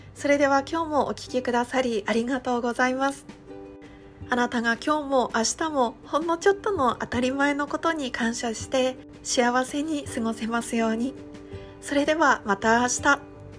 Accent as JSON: {"language": "Japanese", "region": "Iwate", "country": "Japan", "tie": "born or raised there", "moved": "yes", "said": "もともと地元は岩手県の田舎の出身"}